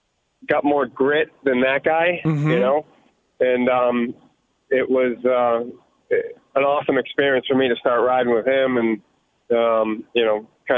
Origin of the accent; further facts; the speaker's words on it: New England, United States; I grew up racing in New England, but I never, like, chased championships in New England, really, you know.